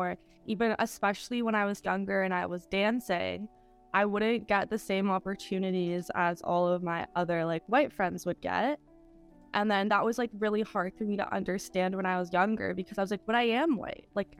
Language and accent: English; Canada; I grew up in Canada, but I'm not the same as everybody else who's growing up in Canada.